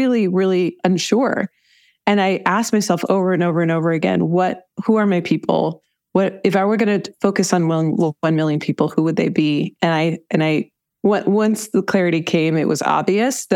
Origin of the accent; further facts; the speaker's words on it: Ann Arbor, Michigan, United States; moved away; also born or lived in Colorado; I grew up in Ann Arbor, Michigan in the United States. I moved around quite a bit, but I lived for some time in Colorado.